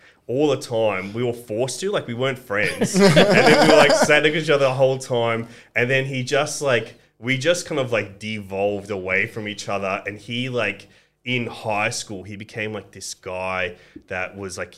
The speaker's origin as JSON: {"language": "English", "town": "Sydney", "region": "New South Wales", "country": "Australia", "tie": "born or raised there", "also_born_or_lived": "Athens, Greece", "first_language": "Greek", "second_language": "English", "said": "growing up in Australia"}